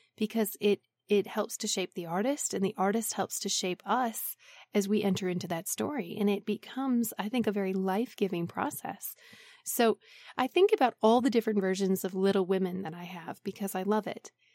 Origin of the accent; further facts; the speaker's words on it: Wisconsin, United States; I'm from Wisconsin